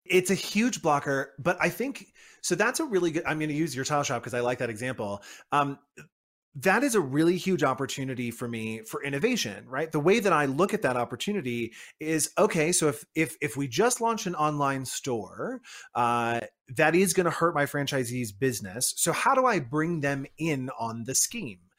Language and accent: English; United States; I am based in the U S and I am an American myself